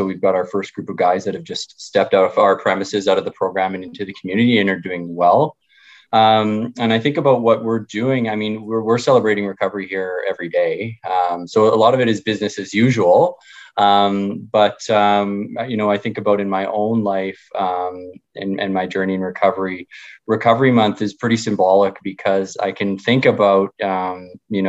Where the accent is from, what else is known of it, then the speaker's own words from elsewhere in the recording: Winnipeg, Manitoba, Canada; I grew up in Charleswood in Winnipeg